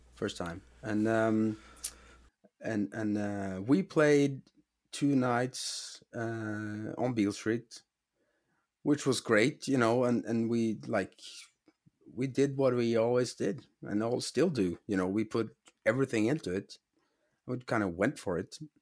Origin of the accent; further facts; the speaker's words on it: Norway; I'm from Norway